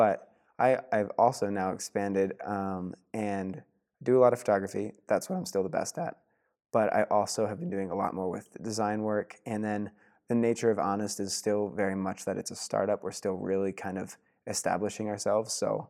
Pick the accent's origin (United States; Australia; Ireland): United States; Pennsylvania; obviously growing up in Pennsylvania, I had a really solid community, friends in high school